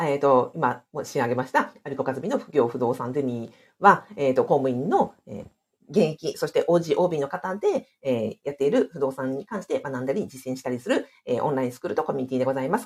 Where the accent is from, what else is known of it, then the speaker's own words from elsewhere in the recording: Hokkaido, Japan; これ私の地元で北海道値段なので